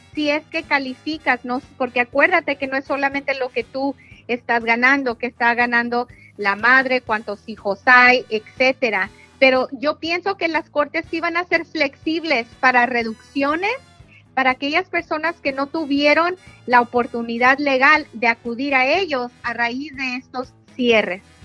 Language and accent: Spanish; Jalisco, Mexico; Soy de Jalisco